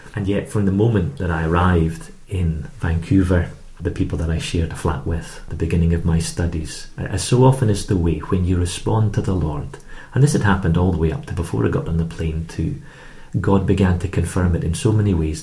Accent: Edinburgh, Scotland, United Kingdom; also born or lived in Canada; I'm from Edinburgh

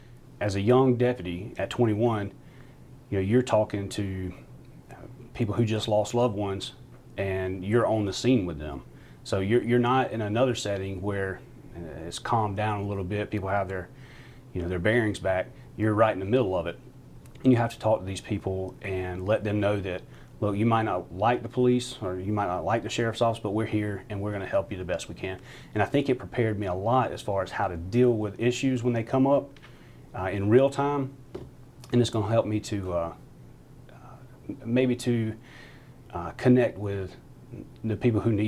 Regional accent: Belton, South Carolina, United States; I grew up in Belton. So just down the road from downtown Anderson, about 12 minutes. Been there just about my whole life.

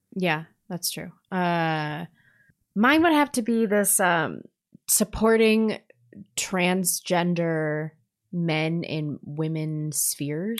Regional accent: St. Louis, Missouri, United States; growing up in Saint Louis, in the s, the suburbs of Saint Louis where there was inner city busing

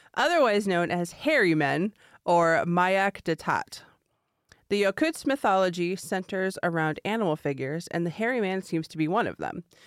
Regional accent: California, United States; moved away; my home state of California

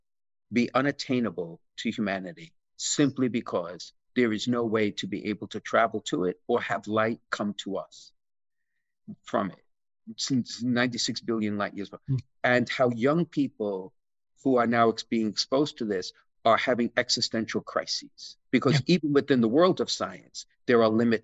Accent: New York City, New York, United States; when we were growing up in Brooklyn

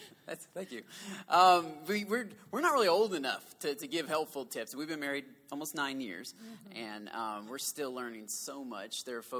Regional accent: the South, United States; accent: southern; That's my southern accent.

